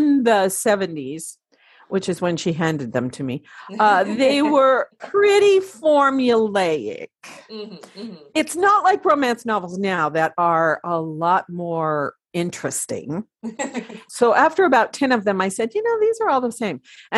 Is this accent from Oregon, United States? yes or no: yes; Oregon, United States; also born or lived in Washington; I grew up in the Pacific Northwest of the United States in the states of Oregon and Washington.